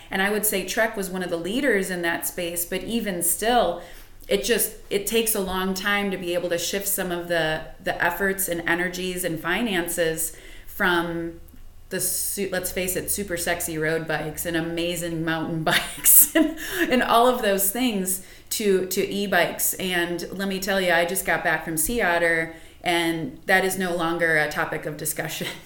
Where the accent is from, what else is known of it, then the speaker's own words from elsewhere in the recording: Chicago, Illinois, United States; I grew up in the Chicagoland area